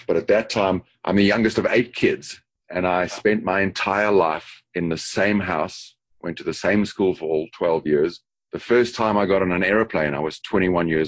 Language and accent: English; Johannesburg, Gauteng, South Africa; moved away as an adult; also born or lived in Dallas, United States / Singapore / Sydney, Australia; now in Chicago, United States; Born in Johannesburg, South Africa. Have moved around the world a fair amount, but still keep what I often call my Texas accent because it comes from the South.